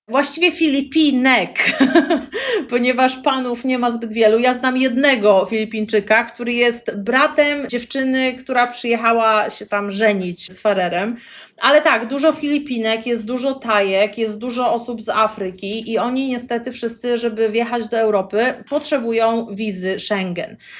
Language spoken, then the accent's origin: Polish; Poland; moved away as an adult; also born or lived in Gdańsk, Poland (parents live there) / Montevideo, Uruguay; now in Faroe Islands; jestem z Polski